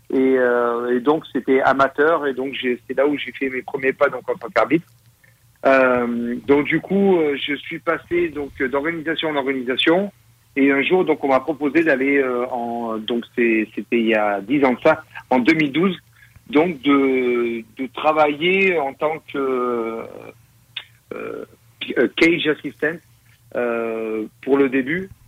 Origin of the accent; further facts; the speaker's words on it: France; moved away; also born or lived in Thailand; donc moi, je suis parti de France donc en 2004.